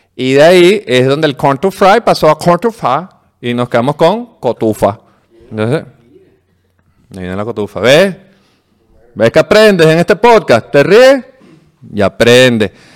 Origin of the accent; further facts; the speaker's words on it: Venezuela; nosotros los venezolanos